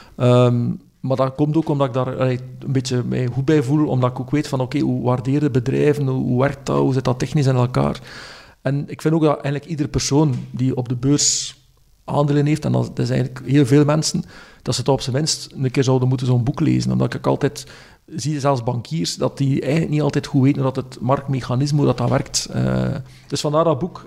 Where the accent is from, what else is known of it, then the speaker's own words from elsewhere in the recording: West Flanders, Belgium; ik ben opgevoed in West-Vlaanderen